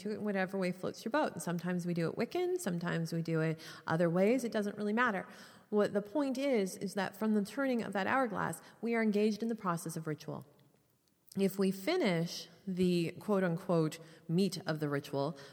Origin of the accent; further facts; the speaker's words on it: Canada; being Canadian